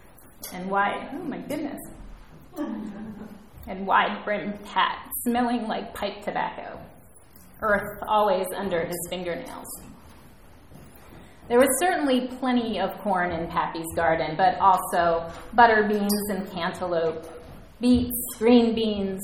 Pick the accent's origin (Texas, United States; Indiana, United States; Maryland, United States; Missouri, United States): Missouri, United States; Columbia; I grew up in Columbia, Missouri, a mid-sized college town.